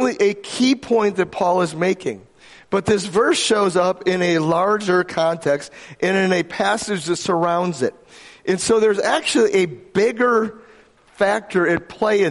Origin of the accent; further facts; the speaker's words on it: Grand Rapids, Michigan, United States; I was from Grand Rapids, Michigan, which I happened to be born there.